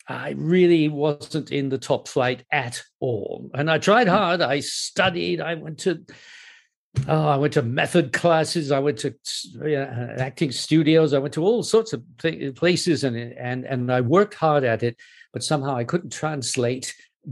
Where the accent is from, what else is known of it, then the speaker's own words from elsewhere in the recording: Canada; accent: North American; moved away as an adult; also born or lived in United States; now in United Kingdom; And it was partly in Canada, partly in the US. And I came back sounding American, or North American at any rate.